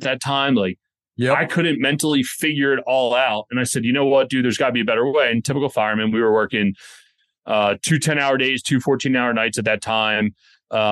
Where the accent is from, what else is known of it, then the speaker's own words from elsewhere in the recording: outside of Philadelphia, Pennsylvania, United States; moved away as an adult; also born or lived in Baltimore; We grew up outside of Philadelphia